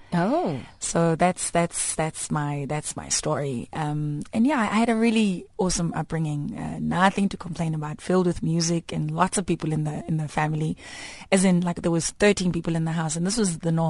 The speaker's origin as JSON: {"language": "English", "town": "Daveyton", "region": "Gauteng", "country": "South Africa", "tie": "born or raised there", "said": "from Ekurhuleni, um, Daveyton, uh, east of Johannesburg, about, what, 35 clicks from here. Um, so I had a great upbringing."}